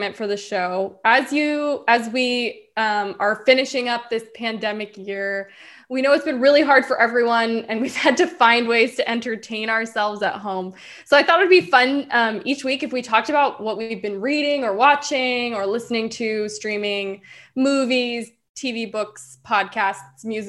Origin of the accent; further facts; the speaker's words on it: the South, United States; I'm from the South